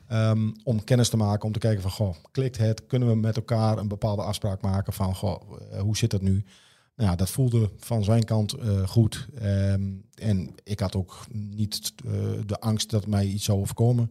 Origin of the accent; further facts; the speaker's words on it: Netherlands; we zijn Nederlanders